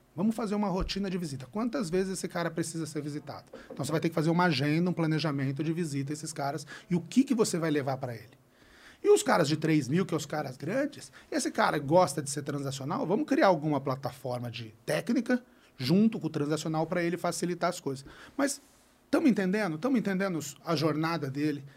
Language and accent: Portuguese; interior of São Paulo state, Brazil; Eu sou do interior, eu sou de. Eu, eu sou paulistano, nasci em São Paulo, mas meu pai faleceu, eu tive que morar no interior uhum. de São Paulo